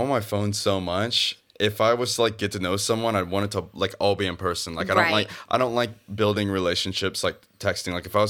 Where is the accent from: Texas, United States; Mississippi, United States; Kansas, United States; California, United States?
Kansas, United States; moved away; So growing up in Kansas